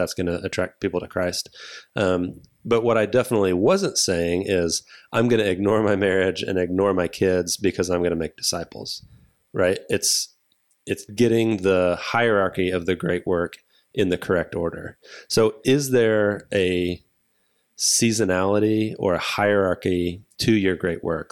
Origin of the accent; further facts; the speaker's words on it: United States; I am white American male in the United States